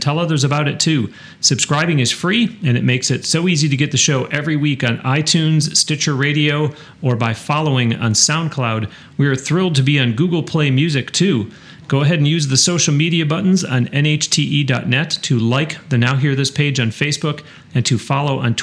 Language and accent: English; Western New York, United States; I was raised in Western New York